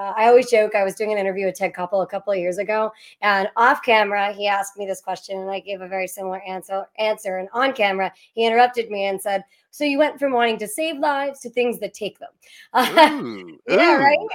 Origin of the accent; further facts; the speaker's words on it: Pittsburgh, Pennsylvania, United States; I'm from Pennsylvania, from Pittsburgh